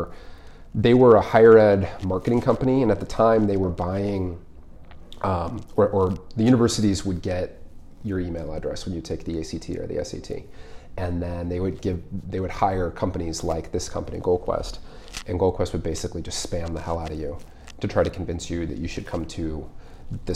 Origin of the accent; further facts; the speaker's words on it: Colorado Springs, Colorado, United States; moved away as an adult; also born or lived in Boulder / Seattle; Colorado. I grew up in Colorado Springs